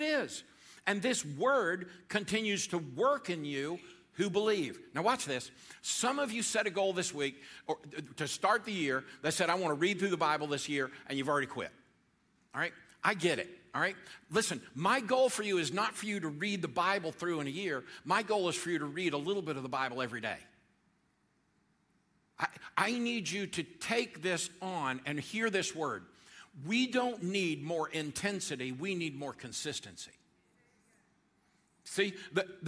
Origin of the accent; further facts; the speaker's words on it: Georgia, United States; I'm from Georgia